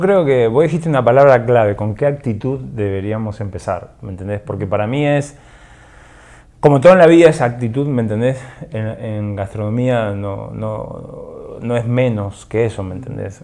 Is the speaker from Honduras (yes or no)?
no; Argentina; now in Guatemala; yo soy de Argentina